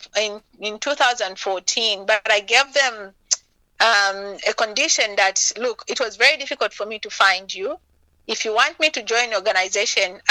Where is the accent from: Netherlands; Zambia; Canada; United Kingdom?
Zambia; moved away; my home country, Zambia